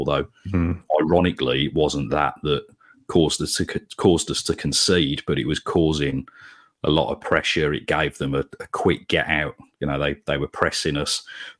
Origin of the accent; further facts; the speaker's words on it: Sutton Coldfield, West Midlands, United Kingdom; having grown up really in the 90s, and growing up in Sutton Coldfield, I went to school with more United fans than Blue Noses.